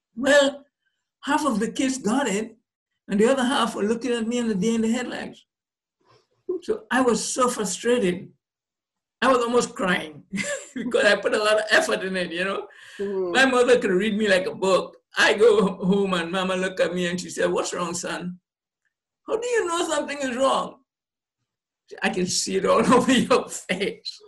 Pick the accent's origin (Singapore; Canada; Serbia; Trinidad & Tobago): Trinidad & Tobago; I, was born on the island, grew up there, got my basic education in, in Trinidad and Tobago.